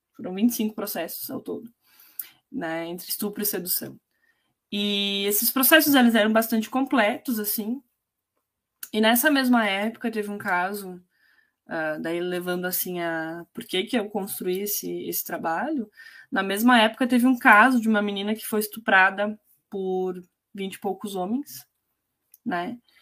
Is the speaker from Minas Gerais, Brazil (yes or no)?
no; Itatiba do Sul, Rio Grande do Sul, Brazil; now in Erechim, Brazil; Eu também não vim de Erechim, eu vim de uma cidade muito menor, né? Meus pais, eu criada em Itatiba do Sul, que é muito pequeno